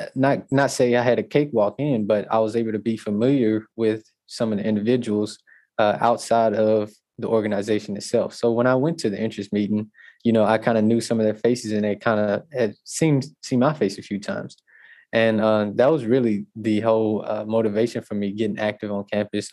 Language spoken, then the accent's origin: English; Natchitoches, Louisiana, United States; I'm actually from Natchitoches, and my school, uh, Northwestern State University, is in Natchitoches.